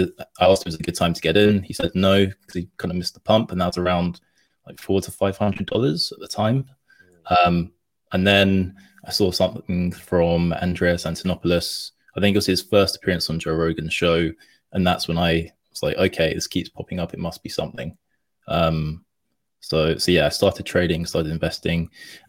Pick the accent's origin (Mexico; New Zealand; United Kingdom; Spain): United Kingdom; London; me being from London